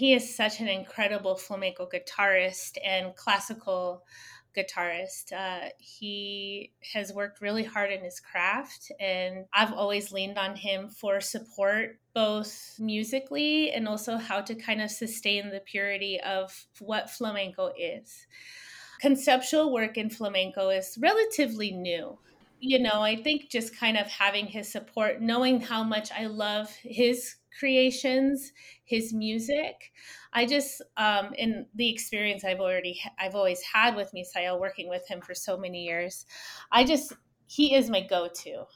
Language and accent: English; Tucson, Arizona, United States; moved away as an adult; I'm from Tucson, Arizona, but I haven't been living there for 17 years. So I came back home